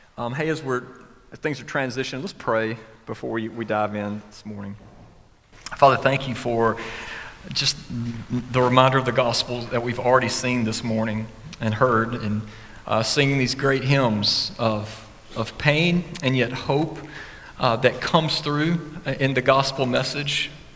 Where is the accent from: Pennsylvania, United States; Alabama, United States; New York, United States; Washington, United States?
Alabama, United States; West; growing up in West Alabama